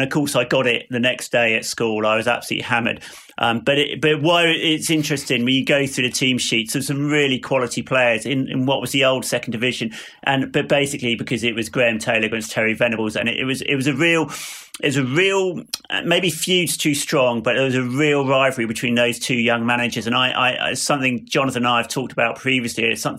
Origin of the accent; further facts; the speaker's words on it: Watford, East of England, United Kingdom; I went to school in Watford. I was born in Watford in that hospital next to the stadium. But my dad was from East Acton originally. So we were QPR fans sort of in Watford.